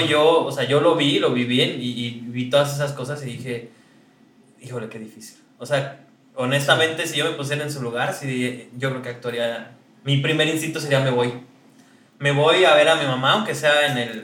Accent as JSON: {"language": "Spanish", "region": "Mexico City", "country": "Mexico", "moved": "as an adult", "lives_now": "New York, United States", "said": "de la Ciudad de México."}